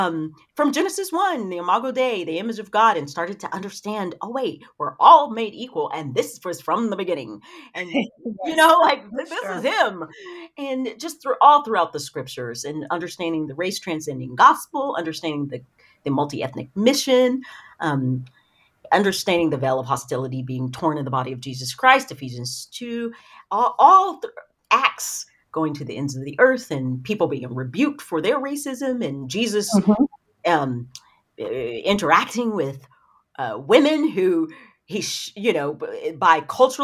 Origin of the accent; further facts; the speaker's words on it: the South, United States; But I grew up in the South.